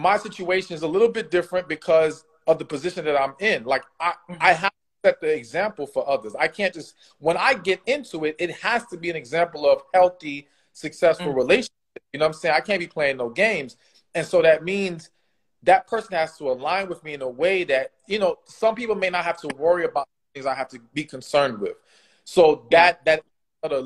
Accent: Miami, Florida, United States; I grew up in Miami

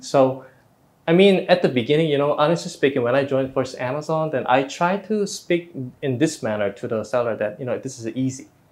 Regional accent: South Korea; moved away as an adult; also born or lived in Singapore; now in Vietnam; in Korea was my home country

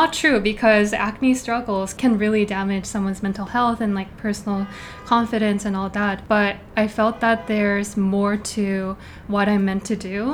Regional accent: South Korea; moved away as an adult; also born or lived in New York City; now in New York, United States; I was born and raised in Korea, and then I moved to New York City in 2018.

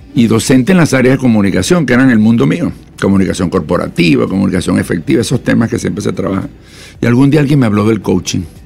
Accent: Venezuela; moved away; also born or lived in Colombia; yo soy venezolano de origen, también tengo nacionalidad colombiana

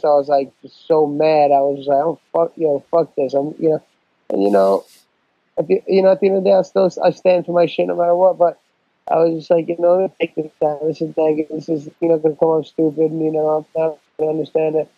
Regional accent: New York, United States; I'm not black, but I grew up in New York

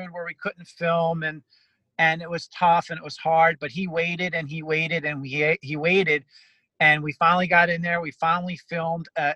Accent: Egg Harbor City, New Jersey, United States; now in New York, United States; Egg Harbor, my hometown, Egg Harbor City, New Jersey

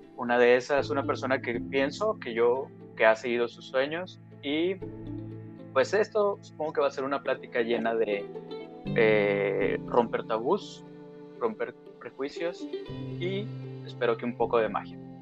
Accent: Torreón, Coahuila, Mexico; Jessica y yo este, somos de Torreón, Coahuila

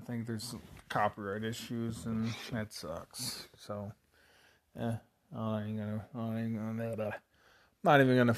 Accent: 150 miles south of Chicago, Illinois, United States; Grew up fucking 150 miles south of Chicago

